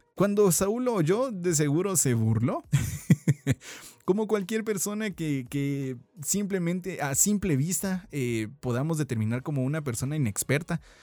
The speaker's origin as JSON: {"language": "Spanish", "country": "Guatemala", "said": "como buenos chapines, como buenos guatemaltecos"}